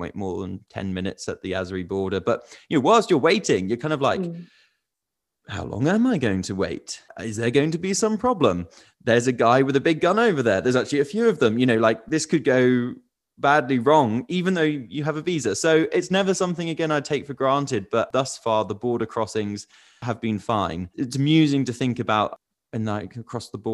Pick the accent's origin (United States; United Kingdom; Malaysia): United Kingdom; as a British person